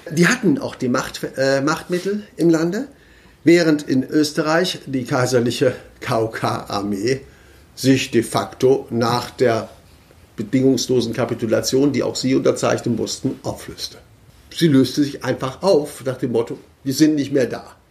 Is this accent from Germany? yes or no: yes; Kassel, Hesse, Germany; ich kann das jetzt hier in Baden-Württemberg nicht sagen, aber in Kassel, äh, wo ich herkomme, können wir es gut nachzeichnen.